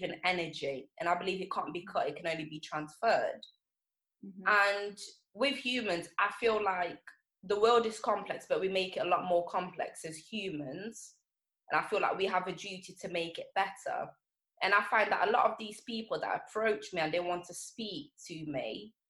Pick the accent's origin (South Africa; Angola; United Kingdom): Angola; moved away; So I was born in Angola.